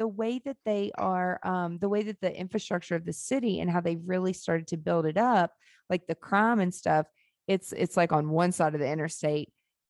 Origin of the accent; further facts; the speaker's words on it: Nashville, Tennessee, United States; I'm from here. Like I grew up in Nashville. Like this was the slums.